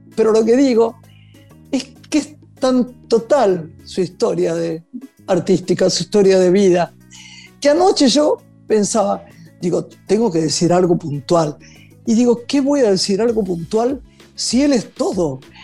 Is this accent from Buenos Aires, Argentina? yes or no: yes; Buenos Aires, Argentina; soy argentina, de Buenos Aires